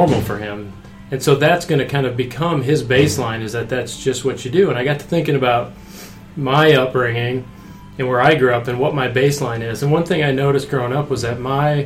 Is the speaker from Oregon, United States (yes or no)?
no; Iowa, United States; When I was growing up, I grew up in Iowa.